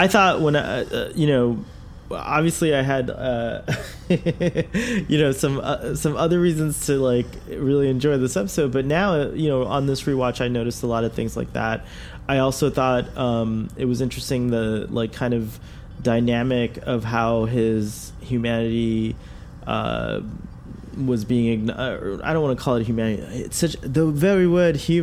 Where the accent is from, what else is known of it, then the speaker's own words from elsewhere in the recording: United States; as an American